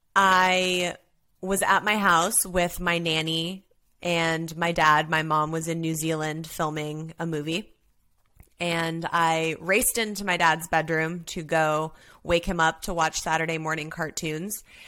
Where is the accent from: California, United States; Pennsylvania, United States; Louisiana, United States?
California, United States; Los Angeles; I grew up, born and raised in Los Angeles as an only child